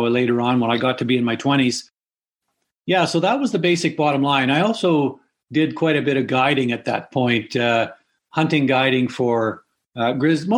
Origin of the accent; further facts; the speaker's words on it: British Columbia, Canada; in British Columbia in the 50s, when I grew up, it was a pretty wild country then. We grew up on the Alaska or the Heart Highway